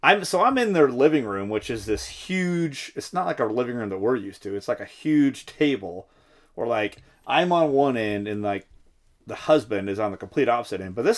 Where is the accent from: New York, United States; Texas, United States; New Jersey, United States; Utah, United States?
Texas, United States; Dallas; Not from San Antonio, but from Dallas area.